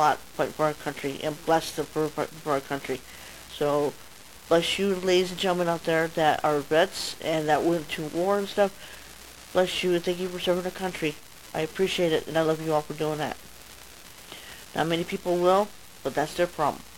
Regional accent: Colorado Springs, Colorado, United States; I'm from Colorado Springs, Colorado.

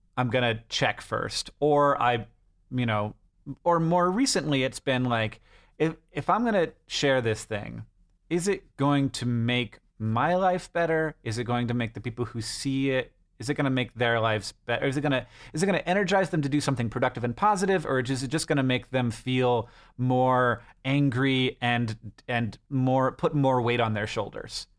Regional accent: United States

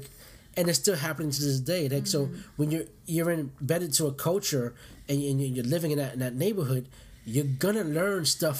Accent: New York City, New York, United States; growing up in New York and Brooklyn, I grew up in Bed-Stuy in Brooklyn. Shout out to Thomas Projects, uh-huh. Bed-Stuy, and it was only Puerto Ricans and Blacks.

